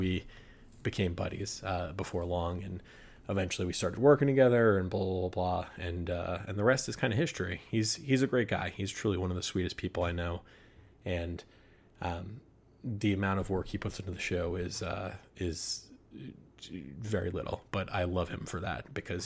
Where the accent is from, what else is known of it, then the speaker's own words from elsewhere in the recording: Rhode Island, United States; And I'm from Rhode Island. I grew up in Rhode Island.